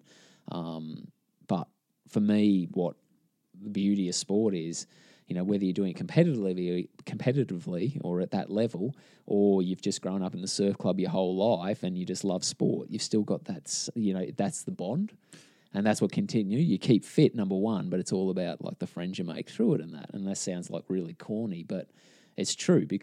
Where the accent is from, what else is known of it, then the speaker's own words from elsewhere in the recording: Australia; as an Aussie